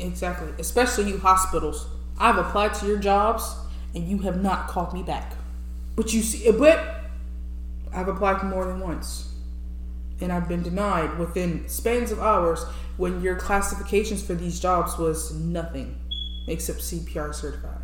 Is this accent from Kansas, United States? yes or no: no; New Orleans, Louisiana, United States; America. Louisiana to be specific